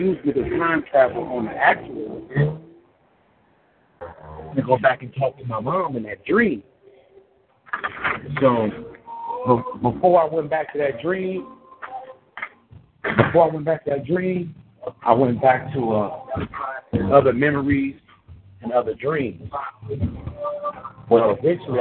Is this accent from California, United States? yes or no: yes; Richmond, California, United States; moved away; also born or lived in Colorado; I'm from California. I'm from Richmond, California, the Bay Area. I was living in Colorado.